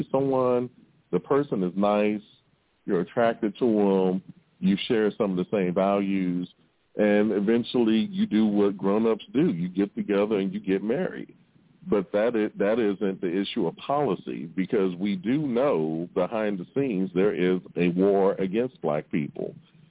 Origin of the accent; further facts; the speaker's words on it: Mississippi, United States; when we were kids growing up in Mississippi